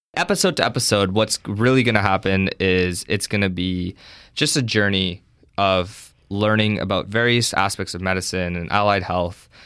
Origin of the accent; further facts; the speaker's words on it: Hamilton, Ontario, Canada; I'm actually from Hamilton. I, uh, went away for my undergrad, but now I'm back